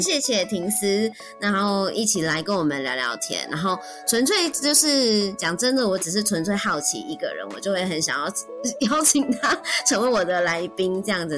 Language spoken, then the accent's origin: Chinese; Taiwan; first language Mandarin Chinese; 我们在台湾都是用母语跟，就是用，用中文跟身边的朋友对话